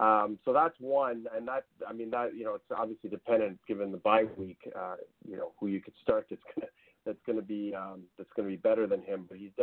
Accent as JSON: {"language": "English", "area": "about half an hour from Buffalo", "region": "New York", "country": "United States", "tie": "born or raised there", "said": "my hometown is about half an hour from Buffalo."}